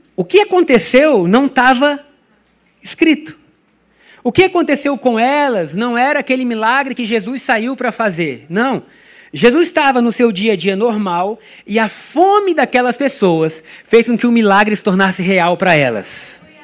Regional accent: Brazil; first language Portuguese; eu sou brasileiro, no meu país a gente fala português

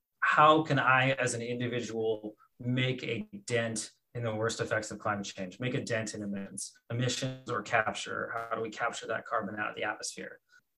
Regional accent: Colombia; in the Marandua region of Colombia, and wanted to figure out, okay, well, let's take a look and see what people are doing in my home country for as far as planting trees.

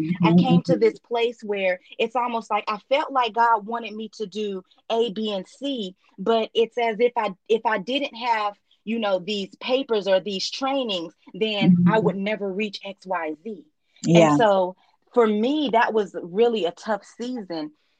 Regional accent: Nigeria; I'm Nigerian.

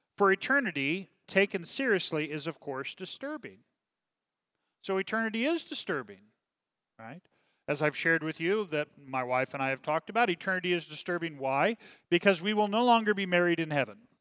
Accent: Kansas City, Missouri, United States; I'm from Kansas City

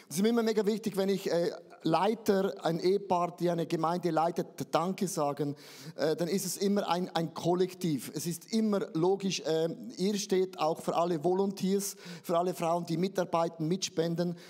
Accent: Switzerland; Ich bin ja ein Schweizer, uns gehört sowieso die Welt.

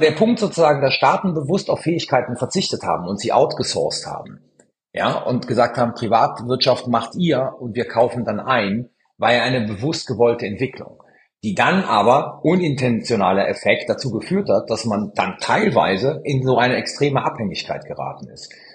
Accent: Italy; als gebürtiger Italiener

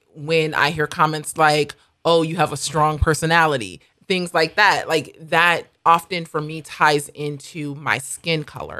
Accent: United States; moved away; also born or lived in South Africa; I am an American.

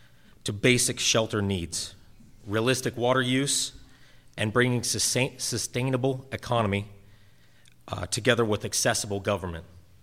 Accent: Grand County, Utah, United States; I was born and raised in Grand County, along with my wife … our five children.

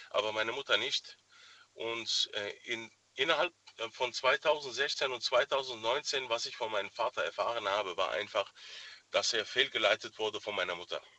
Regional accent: Germany; Also ich bin in Deutschland geboren, aufgewachsen. Ich kenne eigentlich zu 95 Prozent nur die deutsche Kultur.

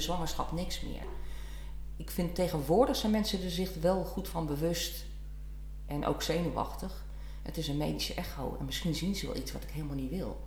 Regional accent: Leeuwarden, Friesland, Netherlands; also born or lived in Brabant; ik kom uit Friesland, ben geboren getogen Leeuwarden

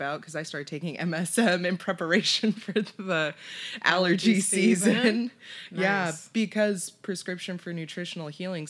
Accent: California, United States; I'm born and raised in California.

